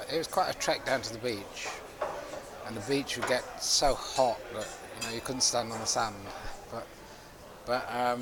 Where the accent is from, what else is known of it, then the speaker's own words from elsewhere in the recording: Cornwall, South West England, United Kingdom; My parents are both Italian, but I was born and brought up in Cornwall, so I'm a Cornishman